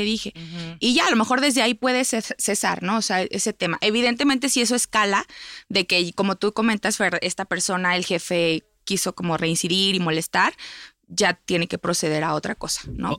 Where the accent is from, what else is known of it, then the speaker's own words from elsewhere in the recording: Mexico; como sociedad mexicana